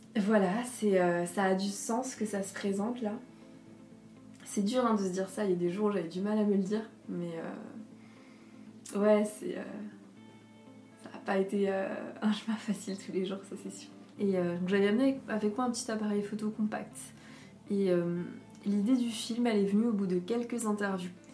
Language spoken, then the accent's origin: French; Alsace, Grand Est, France; la maison où j'ai grandi, en Alsace